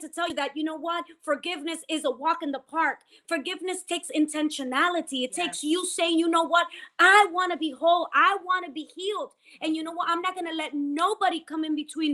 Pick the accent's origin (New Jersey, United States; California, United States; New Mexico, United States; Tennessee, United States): New Jersey, United States; West New York; from West New York, New Jersey, my hometown